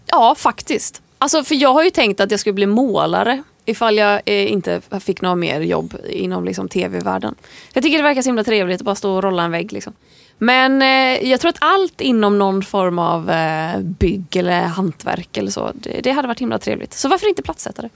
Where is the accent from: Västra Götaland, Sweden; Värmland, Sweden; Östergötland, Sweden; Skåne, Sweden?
Västra Götaland, Sweden; Landvetter; moved away as an adult; now in Stockholm, Sweden; jag är född 1994 i Landvetter utanför Göteborg. Jag flyttade till Stockholm när jag var 19